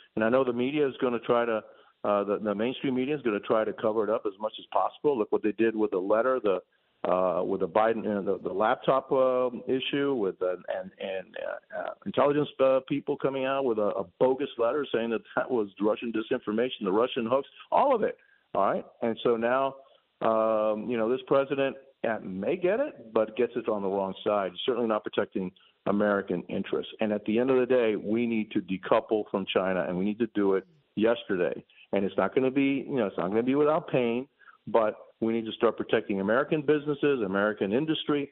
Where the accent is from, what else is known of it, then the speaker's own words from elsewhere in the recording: Cuba; now in United States; I came from Cuba. I already seen my freedom in my home country disappear